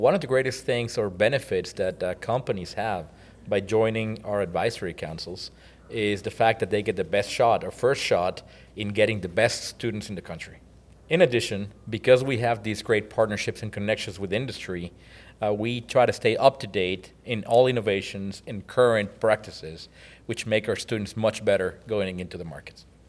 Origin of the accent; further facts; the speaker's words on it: Mexico; moved away as an adult; also born or lived in College Station, Texas; now in United States; I was born and raised in Mexico